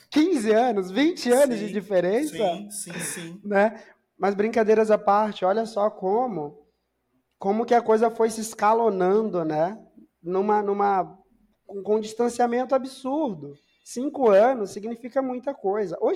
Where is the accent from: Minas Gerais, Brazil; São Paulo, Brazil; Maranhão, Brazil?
Maranhão, Brazil; Eu sou natural do Maranhão.